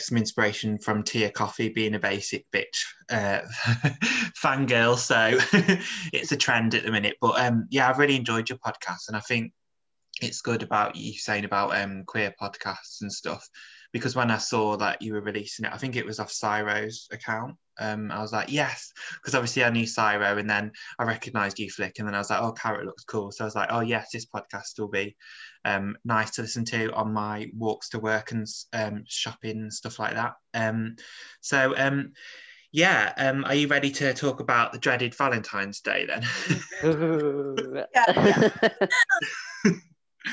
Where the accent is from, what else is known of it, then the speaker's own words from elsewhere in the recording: Stafford, West Midlands, United Kingdom; I grew up in Stafford, which is a really small town near